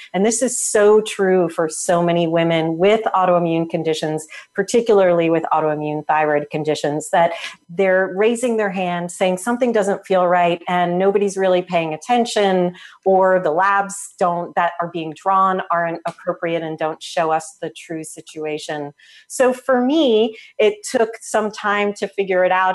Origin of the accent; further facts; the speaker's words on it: New Jersey, United States; now in Portland, United States; I grew up in Jersey.